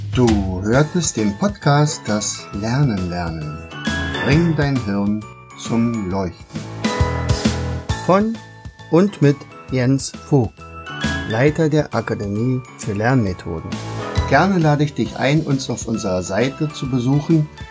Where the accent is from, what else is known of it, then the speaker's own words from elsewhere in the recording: Germany; ich komme ja aus der DDR